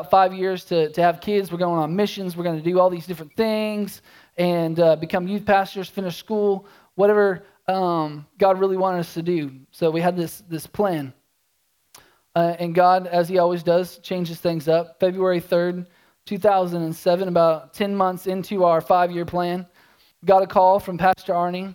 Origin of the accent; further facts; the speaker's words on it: Oklahoma, United States; moved away as an adult; also born or lived in Tulsa, Oklahoma; I'm born and raised in Oklahoma.